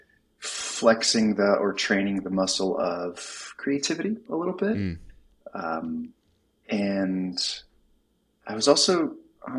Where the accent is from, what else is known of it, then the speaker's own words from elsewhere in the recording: Tucson, Arizona, United States; Grew up in Tucson, Arizona